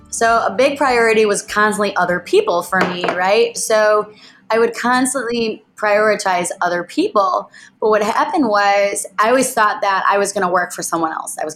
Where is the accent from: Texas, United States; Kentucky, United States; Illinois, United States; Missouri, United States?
Illinois, United States; Chicago; We are Lauren and Ryan, and we are from Chicago, Illinois.